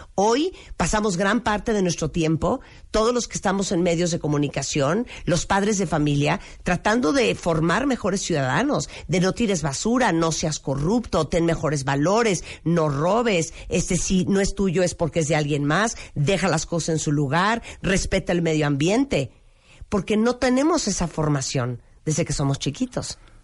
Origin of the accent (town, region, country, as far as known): Mexico